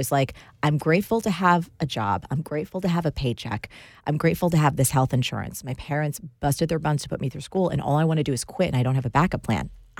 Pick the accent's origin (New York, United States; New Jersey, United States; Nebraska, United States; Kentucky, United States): New Jersey, United States; I am. I grew up in New Jersey to an Italian-American home. Our home was the kind that had plastic covers on the couches.